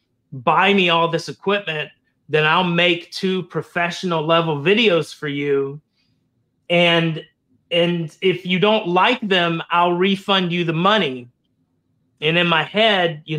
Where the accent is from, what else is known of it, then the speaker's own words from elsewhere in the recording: Florida, United States; I grew up in Florida. I was a native Floridian growing up